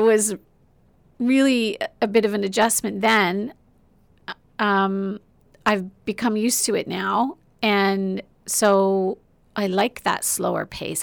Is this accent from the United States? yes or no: no; Oshawa, Ontario, Canada; born or raised there; moved away as an adult; also born or lived in Whitby